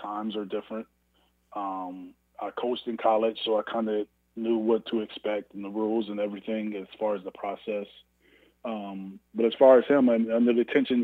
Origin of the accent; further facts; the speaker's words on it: Canton, Ohio, United States; my hometown in Canton, Ohio